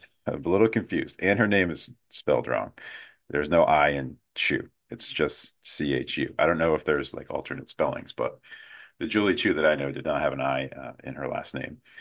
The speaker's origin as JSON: {"language": "English", "country": "United States", "said": "as an American"}